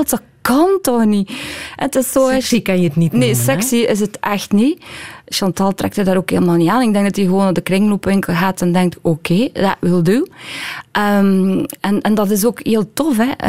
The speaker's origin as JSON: {"language": "Dutch", "region": "West Flanders", "country": "Belgium", "said": "Ik ben een pleaser, ik ben een meisje uit West-Vlaanderen."}